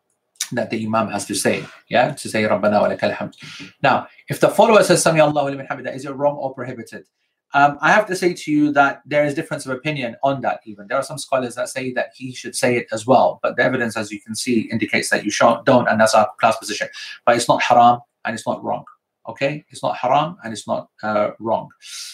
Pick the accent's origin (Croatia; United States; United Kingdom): United Kingdom; Croydon, London; South London, because I'm from Croydon.